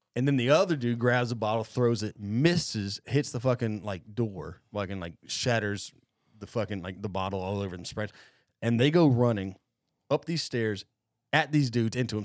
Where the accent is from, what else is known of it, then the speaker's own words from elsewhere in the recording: Cobb County, Georgia, United States; I grew up growing up in Cobb County